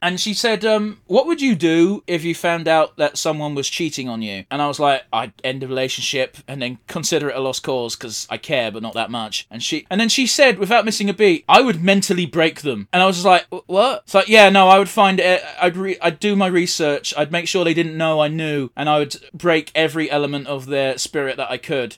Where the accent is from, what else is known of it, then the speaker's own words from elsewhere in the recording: England, United Kingdom; despite being English